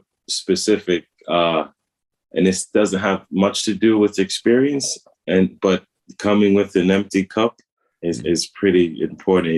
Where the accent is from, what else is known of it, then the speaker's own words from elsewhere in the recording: United States; I'm American